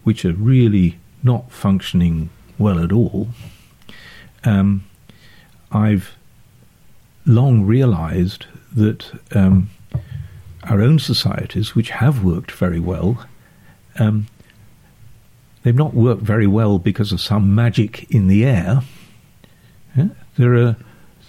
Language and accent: English; Sheffield, Yorkshire and the Humber, United Kingdom; moved away; also born or lived in Oxford; I grew up in Sheffield.